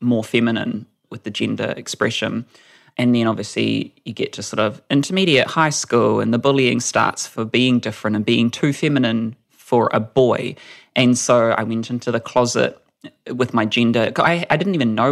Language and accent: English; Whakatane, Bay of Plenty, New Zealand; moved away as an adult; now in Auckland, New Zealand; I moved to Auckland because I'm a small town person. I'm from Whakatane. And so there was kind of no one like me in high school